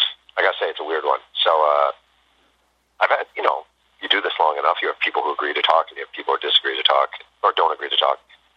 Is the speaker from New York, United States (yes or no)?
yes; New York, United States; And I'm a New Yorker. You know, I grew up in New York.